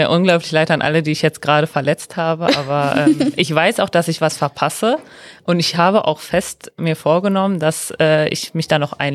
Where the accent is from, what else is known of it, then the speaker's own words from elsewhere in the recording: Mülheim, North Rhine-Westphalia, Germany; ich komme aus Mülheim und äh, wohne auch aktuell da.